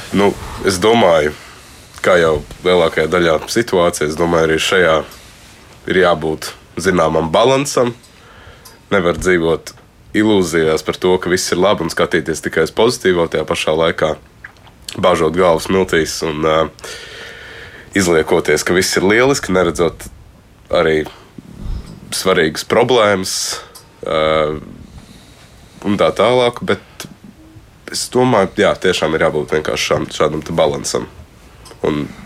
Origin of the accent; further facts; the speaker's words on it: Latvia; tomēr tā Latvija ar, visiem, ar visām problēmām, ar visiem trūkumiem, tomēr tā ir ir mana dzimtene